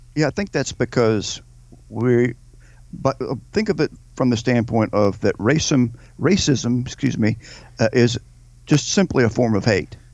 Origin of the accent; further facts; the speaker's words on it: United States